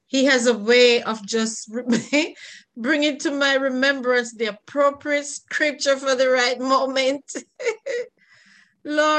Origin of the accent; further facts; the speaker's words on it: Jamaica; I'm from Jamaica